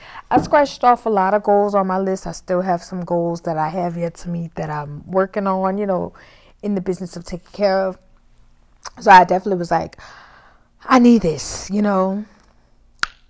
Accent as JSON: {"language": "English", "town": "New Orleans", "region": "Louisiana", "country": "United States", "said": "I'm from New Orleans"}